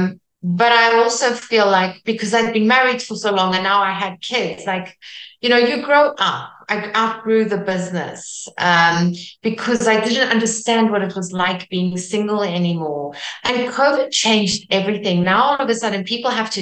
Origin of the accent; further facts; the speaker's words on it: South Africa; first language Afrikaans; English is a second language; I'm Afrikaans from South Africa, which is very close to Dutch